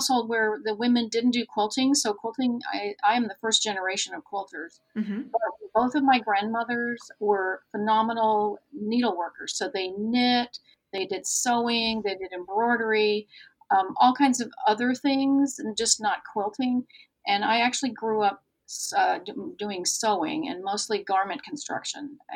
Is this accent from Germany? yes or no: yes; Germany; moved away; I grew up in Germany